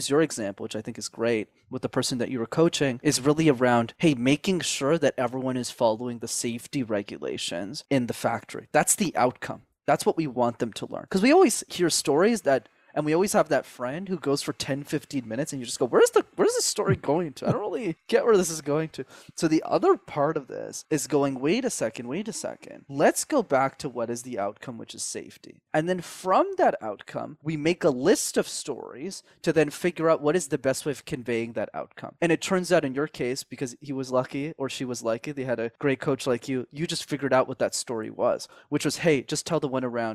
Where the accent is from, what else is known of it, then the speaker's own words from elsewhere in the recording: Montreal, Quebec, Canada; I grew up in Montreal